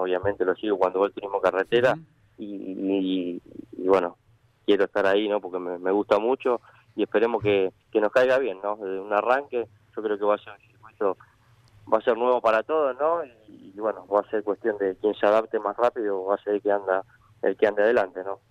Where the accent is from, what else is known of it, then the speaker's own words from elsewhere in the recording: Tapiales, Buenos Aires Province, Argentina; nosotros, si bien somos de Tapiales